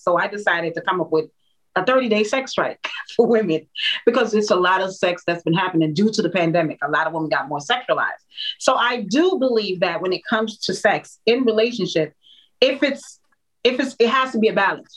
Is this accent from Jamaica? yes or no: yes; Jamaica; I'm a Jamaican woman